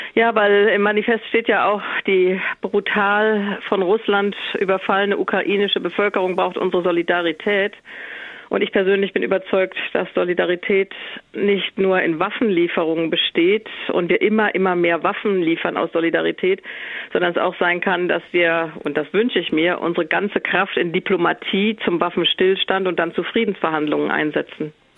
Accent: Germany; Ich bin Deutsche

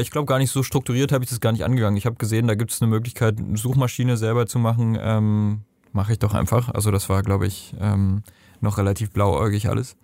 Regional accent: Germany; also born or lived in Nepal; bei uns in Deutschland

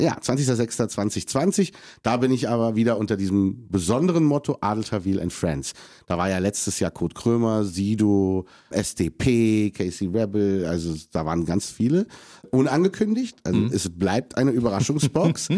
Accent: Germany; ich bin Deutscher, ich liebe Deutschland, das ist mein Heimatland

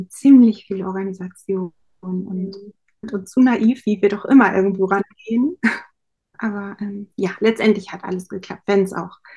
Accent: Lower Saxony, Germany; ich komme aus Niedersachsen, auch aus dem, vom Dorf. Wir haben sehr ländlich gewohnt.

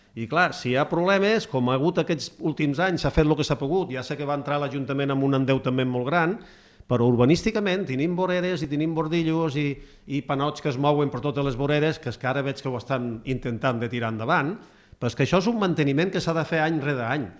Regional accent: Gandesa, Catalonia, Spain; moved away; jo vinc de Gandesa, eh? i a Gandesa m'assentava amb els iaios que havien anat a la guerra de Cuba

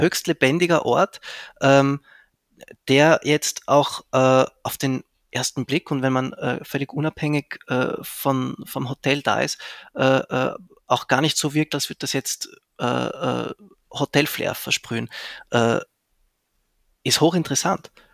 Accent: Zurich, Switzerland; also born or lived in Vienna, Austria; now in Graz, Austria; ich bin ja ursprünglich aus, also ich bin in Zürich aufgewachsen

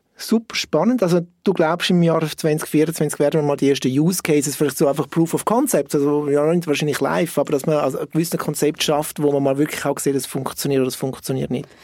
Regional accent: Switzerland; wir als Schweizer

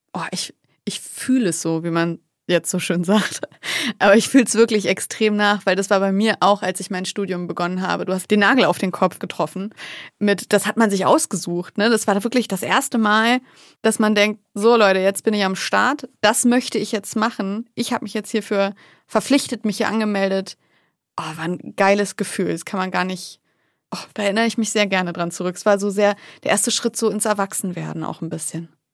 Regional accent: the North, Northern Germany, Germany; wie man bei uns im Norden sagt

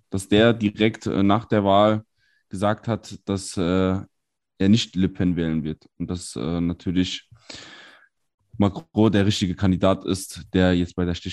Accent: Saarland, Germany; gerade als Saarländer, gerade als diejenigen, also ich arbeite wirklich fußläufig an der Grenze.

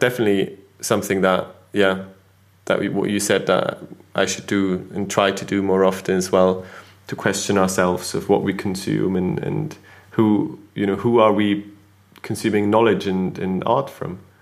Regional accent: Switzerland; now in United Kingdom; growing up in Switzerland in school rarely talked or thought about uh, ethnicity

